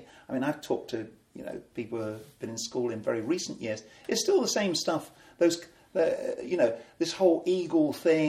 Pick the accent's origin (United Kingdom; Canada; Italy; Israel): United Kingdom; Colchester, East of England; also born or lived in Ipswich; in my hometown, right, Colchester, Britain's oldest town